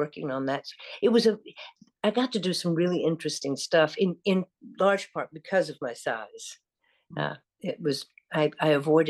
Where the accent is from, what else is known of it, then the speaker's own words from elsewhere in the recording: the South, United States; accent: Southern; I was able to neutralize my Southern accent.